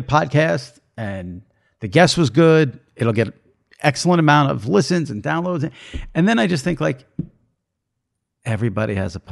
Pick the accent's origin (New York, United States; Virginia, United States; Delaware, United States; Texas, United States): New York, United States; as a New Yorker